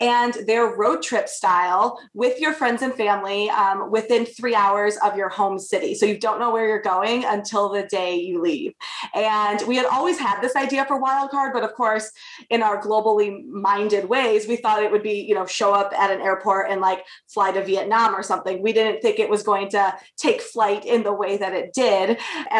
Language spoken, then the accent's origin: English; Michigan, United States; moved away; also born or lived in New York; I grew up in Michigan in the great outdoors